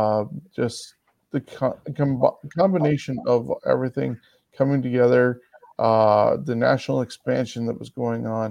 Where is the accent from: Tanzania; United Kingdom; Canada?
Canada; as a Canadian